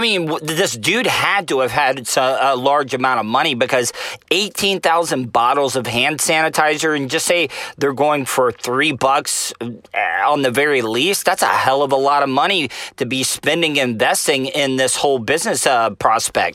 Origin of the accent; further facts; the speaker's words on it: United States; it's ingrained in us to travel and, and roam as American citizens.